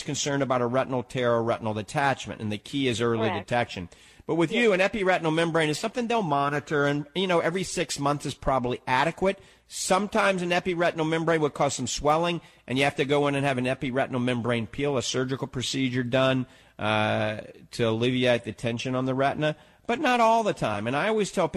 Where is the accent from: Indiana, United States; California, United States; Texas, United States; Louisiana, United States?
Louisiana, United States; New Orleans; now in Tampa Bay, United States; I'm from New Orleans